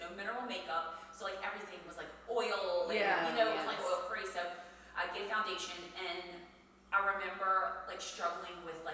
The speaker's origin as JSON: {"language": "English", "town": "Metairie", "region": "Louisiana", "country": "United States", "tie": "born or raised there", "also_born_or_lived": "Houston, Texas", "said": "eventually moved to, you know, Metairie"}